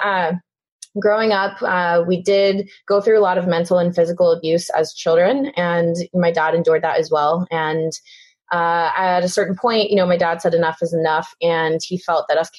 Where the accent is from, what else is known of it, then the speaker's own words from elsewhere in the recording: Houston, Texas, United States; I grew up in Houston, Texas.